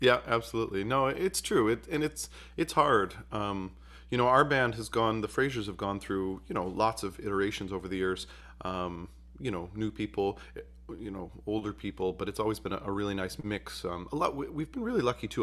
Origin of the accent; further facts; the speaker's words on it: Utica, New York, United States; I grew up in Utica, New York